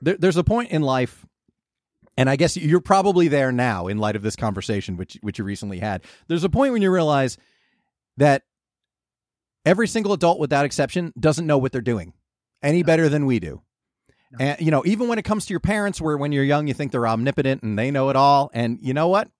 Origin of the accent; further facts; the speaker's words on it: New Jersey, United States; moved away as an adult; also born or lived in California; growing up in Jersey where we get the complete spectrum of weather